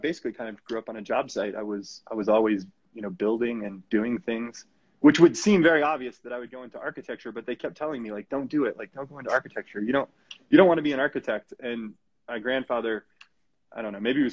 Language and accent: English; Colorado, United States; also born or lived in Okinawa, Japan; came to the U.S. at the age of 2, right to Colorado